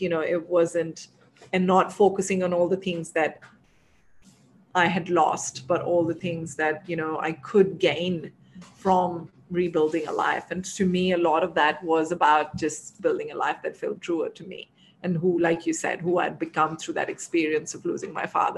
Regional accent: Delhi and Lucknow, northern India, India; also born or lived in Dubai; now in Bangalore, India; We're from, you know, up north in Delhi and Lucknow.

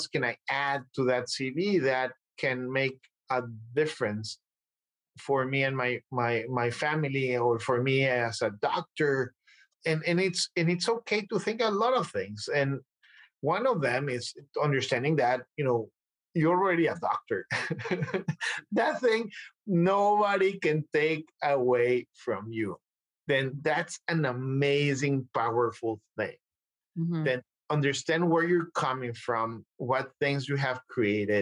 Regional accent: Mexico; moved away as an adult; now in United States; I'm coming from Mexico. I'm fluent in a couple of languages.

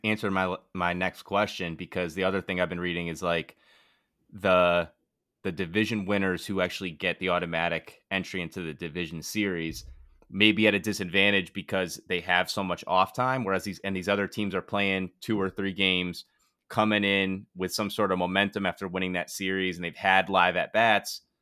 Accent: Bristol, Connecticut, United States; I'm from Bristol

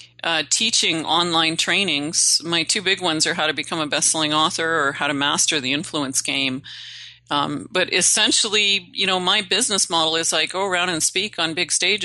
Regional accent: Northern Canada, Canada; I'm Canadian. I originally hail from Northern Canada. I'm a backwoods girl.

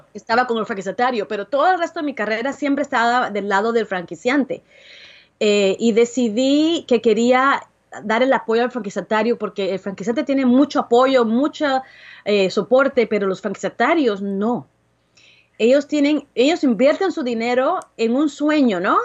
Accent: Guatemala; moved away; also born or lived in Dallas, Texas; Yo soy originalmente de Guatemala, pero vivía en Dallas, Texas.

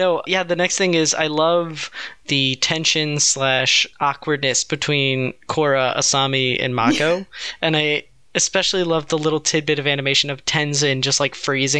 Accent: United States; It's my right as an American.

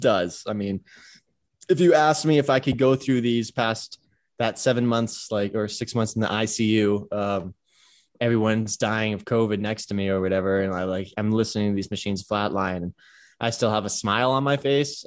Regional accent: Cleveland, Ohio, United States; moved away as an adult; also born or lived in Pasadena, California; now in Hawaii, United States; I began kindergarten in Cleveland and grew up in Cleveland, uh, Shaker Heights, Ohio

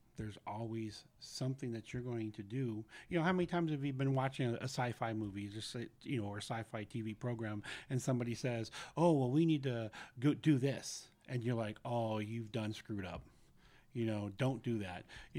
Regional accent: San Francisco, California, United States; Growing up in San Francisco, we had used to live on the Presidio when it was still an Army base.

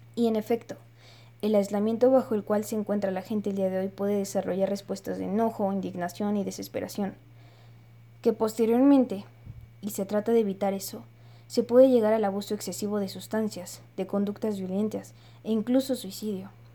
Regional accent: Mexico; como ciudadanos mexicanos

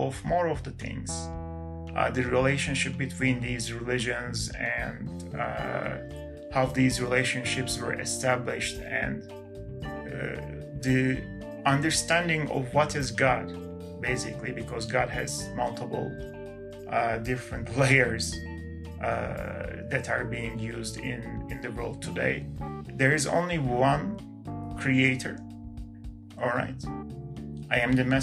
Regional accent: Canada; I'm not American, I'm Canadian

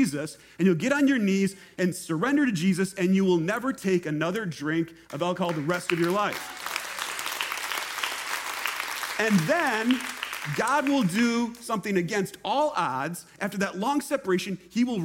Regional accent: Minnesota, United States; moved away as an adult; also born or lived in Fort Myers, Florida; I'm from Minnesota, lived there my whole life, lived here for a couple of years, and then just last month moved back to Minnesota.

